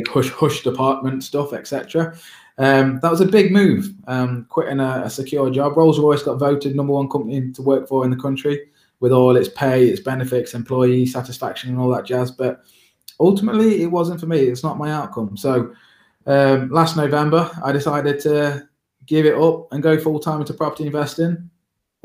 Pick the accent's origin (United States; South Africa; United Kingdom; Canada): United Kingdom; Derby, East Midlands; I'm from Derby, the center of the universe. I'm a Derby born and bred lad.